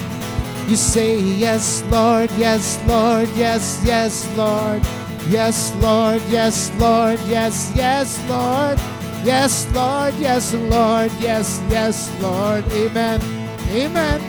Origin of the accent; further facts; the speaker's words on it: Texas, United States; I'm from Texas